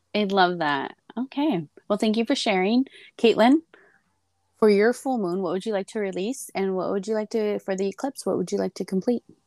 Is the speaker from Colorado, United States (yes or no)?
no; Arizona, United States; now in California, United States; I grew up in Arizona and of course here in California